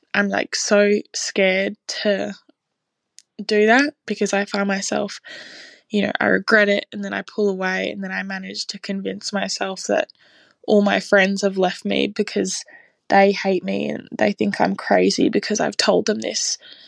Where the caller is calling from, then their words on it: Australia; I'm 19 and I'm calling in from Australia.